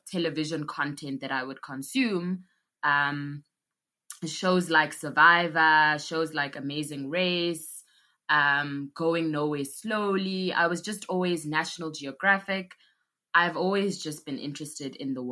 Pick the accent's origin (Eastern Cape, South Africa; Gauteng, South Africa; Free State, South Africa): Gauteng, South Africa; Johannesburg; also born or lived in KwaZulu-Natal; I grew up in Johannesburg, but I was born in KwaZulu-Natal